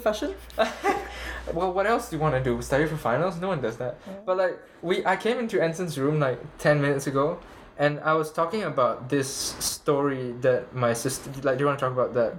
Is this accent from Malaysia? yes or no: yes; Malaysia; moved away as an adult; now in Canada; I'm from Malaysia